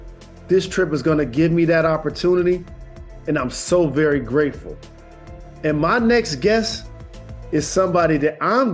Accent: Detroit, Michigan, United States; born or raised there

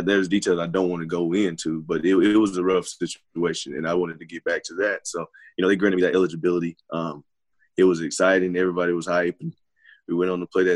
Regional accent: North Carolina, United States; this is my home state

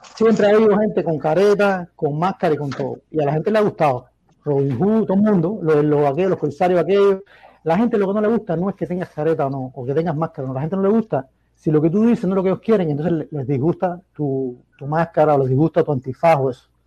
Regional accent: Cuba; moved away; Yo soy de Mangos entre delices y Marqués de la Torre

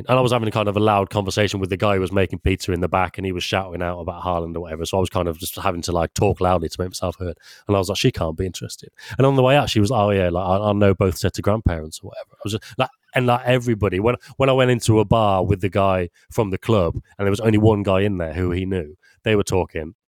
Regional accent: Leamington Spa, West Midlands, United Kingdom; I'm from Leamington Spa, which has got, I don't know, like 100,000 or something.

